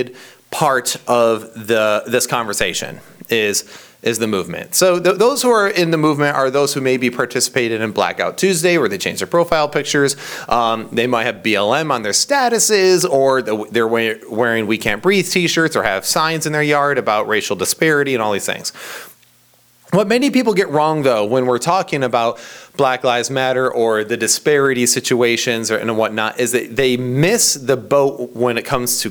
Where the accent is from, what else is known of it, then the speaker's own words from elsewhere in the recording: Central Michigan, United States; also born or lived in Tennessee; I'm from Central Michigan